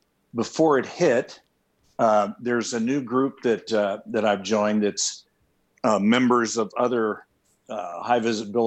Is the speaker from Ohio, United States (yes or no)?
yes; Columbus, Ohio, United States; now in California, United States; I'm originally from Columbus, Ohio.